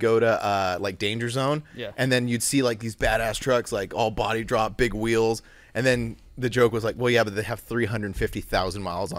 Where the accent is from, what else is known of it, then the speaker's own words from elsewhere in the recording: Southern California, United States; growing up in Southern California